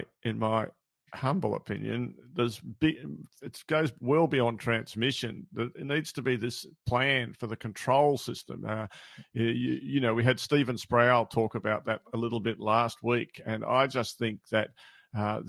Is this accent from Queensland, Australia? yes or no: no; near Uralla, New England, New South Wales, Australia; moved away; having just driven through Urala twice in the past 3 months and very close to my hometown